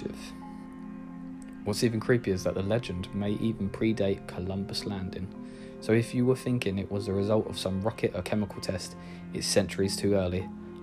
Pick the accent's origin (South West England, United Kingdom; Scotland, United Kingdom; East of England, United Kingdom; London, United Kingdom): East of England, United Kingdom; near Epping Forest; growing up near Epping Forest